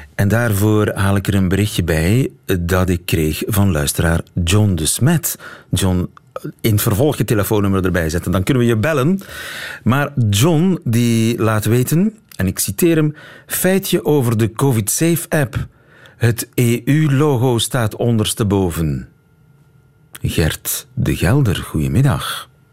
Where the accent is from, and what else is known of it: Flanders, Belgium